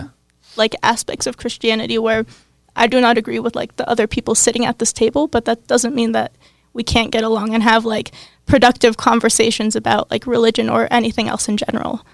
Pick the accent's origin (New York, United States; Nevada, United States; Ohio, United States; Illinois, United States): Ohio, United States; Cincinnati; I'm from Cincinnati, Ohio.